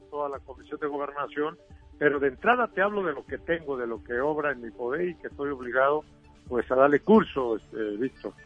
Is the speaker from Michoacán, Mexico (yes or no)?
yes; Michoacán, Mexico; en Michoacán, de donde yo soy